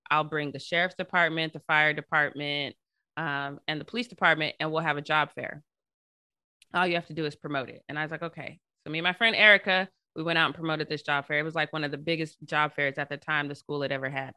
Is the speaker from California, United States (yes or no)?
no; Denver, Colorado, United States; now in Long Beach, United States; I'm originally from Denver, Colorado. Uh, I went to predominantly white schools, uh, my entire schooling, K through twelve